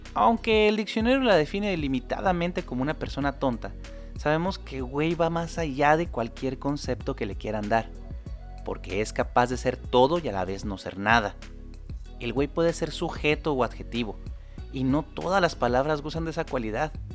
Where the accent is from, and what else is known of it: Mexico